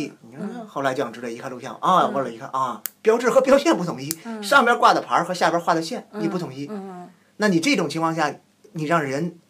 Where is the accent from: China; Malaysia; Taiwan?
China; Qinhuangdao, Hebei; now in Sendai, Japan; 因为我是秦皇岛人嘛